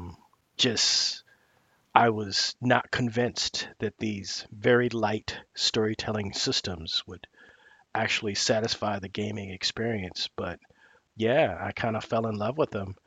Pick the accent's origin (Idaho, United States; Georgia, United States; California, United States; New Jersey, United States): California, United States; Oakland; I'm from Oakland, California, and I grew up reading comic books